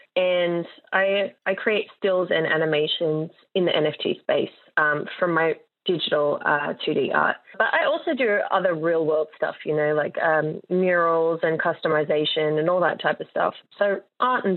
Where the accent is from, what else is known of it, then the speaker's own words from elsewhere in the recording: Sydney, New South Wales, Australia; I am a digital artist from Western Sydney